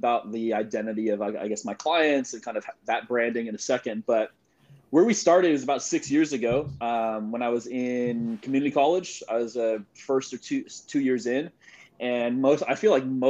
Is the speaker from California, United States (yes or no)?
yes; Sacramento, California, United States; So I'm born and raised in Sacramento, California. So right now I'm in Sacramento